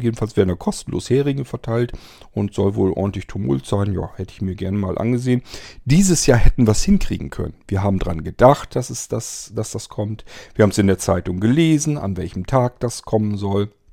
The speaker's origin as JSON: {"language": "German", "town": "Barenburg", "region": "Lower Saxony", "country": "Germany", "tie": "born or raised there", "said": "ich bin ja aufgewachsen in der Nähe von Suling in einem kleinen Kaff, das heißt Barenburg und Barenburg liegt im Landkreis Diepholz"}